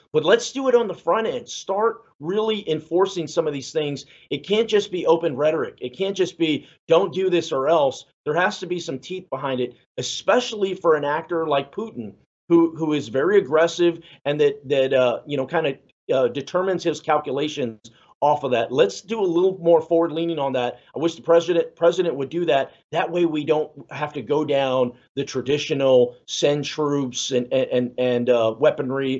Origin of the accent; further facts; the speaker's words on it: San Antonio, Texas, United States; I'm Mexican American, you know, and I, I'm from San Antonio